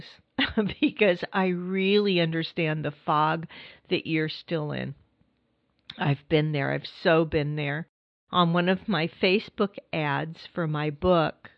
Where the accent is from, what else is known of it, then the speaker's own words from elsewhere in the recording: California, United States; moved away as an adult; also born or lived in New York City; I grew up in California